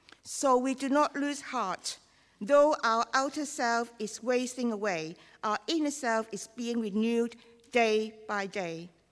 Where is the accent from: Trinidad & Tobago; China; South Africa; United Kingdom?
China; accent: Chinese; English is a second language; I do my best, but Chinese accent is my only accent.